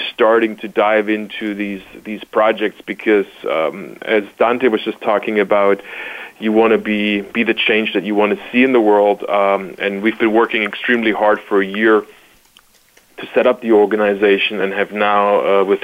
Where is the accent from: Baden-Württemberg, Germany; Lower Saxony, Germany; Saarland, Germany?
Baden-Württemberg, Germany; Stuttgart; now in Chicago, United States; I was originally born and raised in Stuttgart, Germany, but have now made Chicago my home